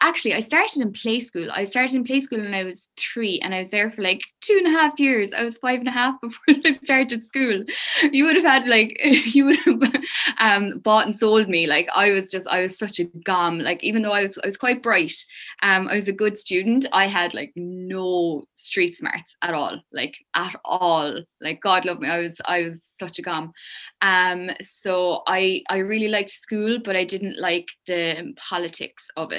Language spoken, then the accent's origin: English; Kilmallock, Munster, Ireland; also born or lived in Limerick City; I'm from County Limerick, Kilmallock, County Limerick, small town.